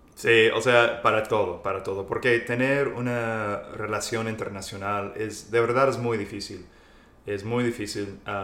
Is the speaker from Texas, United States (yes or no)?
yes; central Texas, United States; Yo soy del centro de Texas, Texas.